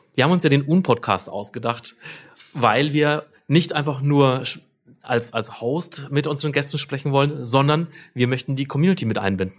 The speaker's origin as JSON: {"language": "German", "town": "Nuremberg", "region": "Bavaria", "country": "Germany", "tie": "born or raised there", "said": "Ich bin aus Nürnberg ähm, eigentlich auch schon immer in Nürnberg"}